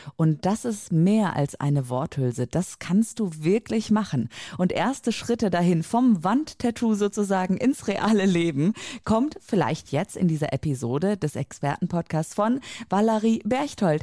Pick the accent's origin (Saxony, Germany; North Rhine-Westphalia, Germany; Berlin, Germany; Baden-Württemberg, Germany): North Rhine-Westphalia, Germany; near Cologne; ich komme aus der Nähe äh, von Köln, Rheinland